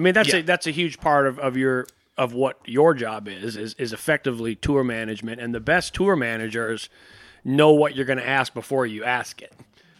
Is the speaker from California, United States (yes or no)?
yes; San Jose, California, United States; moved away as an adult; also born or lived in Seattle, Washington; now in Los Angeles, United States; I've been on the West Coast my whole life. I was born in Seattle. I went to high school in San Jose. And then when I was 18, I moved here, and I've been here ever since